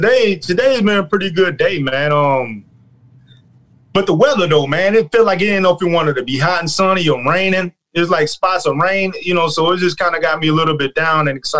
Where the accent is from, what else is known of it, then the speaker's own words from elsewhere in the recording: Clarksville, Tennessee, United States; we grew up together in Clarksville, Tennessee.